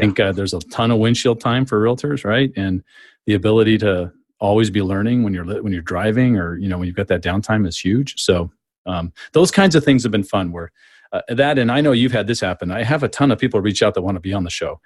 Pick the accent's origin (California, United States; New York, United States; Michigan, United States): California, United States; San Diego; moved away as an adult; also born or lived in Phoenix; now in Tampa Bay, United States; I grew up in San Diego